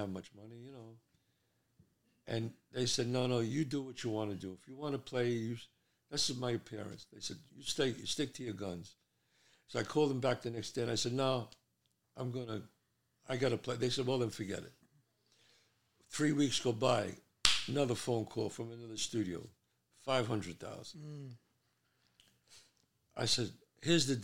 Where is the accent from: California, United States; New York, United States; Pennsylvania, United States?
New York, United States; New York City; I'm a street guy. I grew up in the Bronx